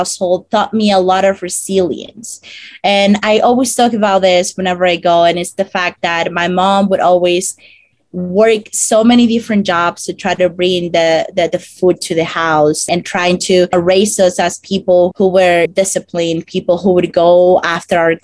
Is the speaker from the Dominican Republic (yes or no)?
yes; Dominican Republic; English is a second language; moved away as an adult; now in United States; I come from the Dominican Republic, and I came to the US 5 years ago